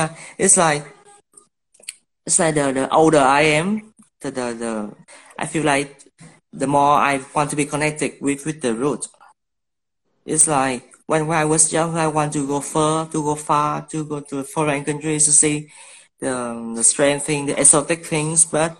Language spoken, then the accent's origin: English; Ho Chi Minh City, Vietnam; I think the most aspect about taking photos in Saigon, because it's my hometown, you know, it's like, you know the place, you know the people